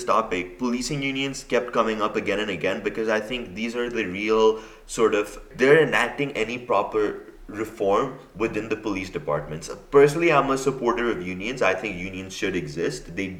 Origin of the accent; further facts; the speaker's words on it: India; now in United Kingdom; I currently study in the U.K. and I'm from India originally.